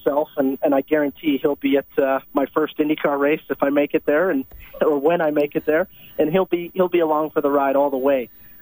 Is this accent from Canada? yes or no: yes; Canada; Being a Canadian